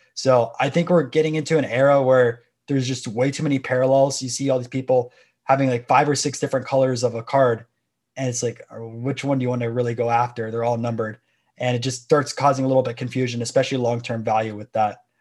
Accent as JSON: {"language": "English", "town": "Tampa", "region": "Florida", "country": "United States", "tie": "born or raised there", "said": "I'm from Florida. Everyone was playing baseball for fifty-two weeks down here"}